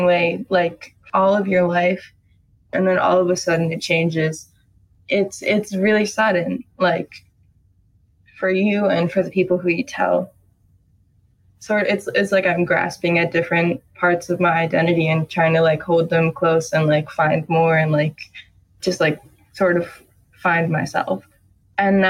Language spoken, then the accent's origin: English; New York City, New York, United States; I'm 15 years old, and I'm from Brooklyn, New York